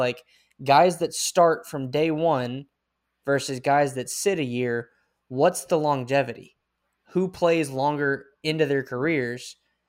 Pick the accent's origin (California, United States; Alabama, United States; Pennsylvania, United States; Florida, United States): Alabama, United States; I'm from Alabama.